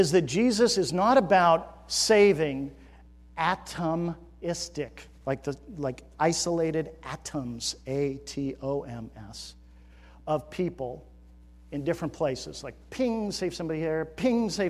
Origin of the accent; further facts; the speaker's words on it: United States; we as Americans have been shaped by our culture